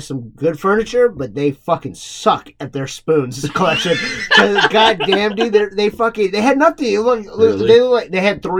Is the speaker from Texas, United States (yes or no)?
yes; Texas, United States; we're from Texas